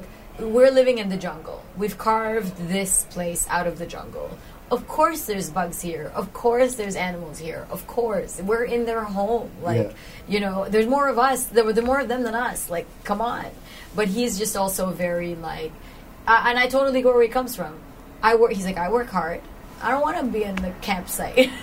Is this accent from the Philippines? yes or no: yes; Philippines; who I am as a Filipino